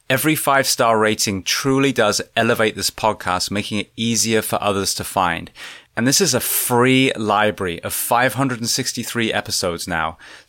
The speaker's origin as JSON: {"language": "English", "town": "Corsham", "region": "South West England", "country": "United Kingdom", "tie": "born or raised there", "said": "I grew up in Corsham, so that's outside Bath, so just down the road."}